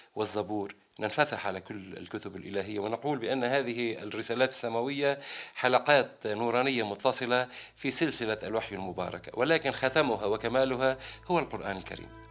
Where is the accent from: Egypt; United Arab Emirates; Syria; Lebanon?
Lebanon; في بلدنا لبنان